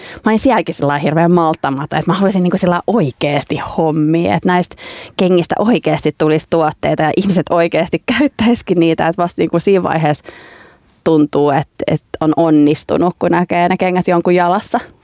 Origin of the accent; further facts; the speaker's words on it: Finland; moved away as an adult; also born or lived in Leicester, United Kingdom / London, United Kingdom